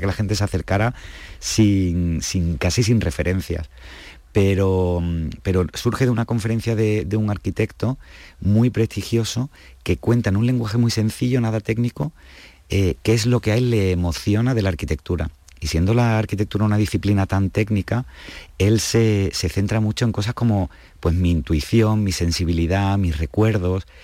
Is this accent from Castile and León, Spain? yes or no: no; Andalusia, Spain; nosotros que somos andaluces y que somos frutos de tanta mezcla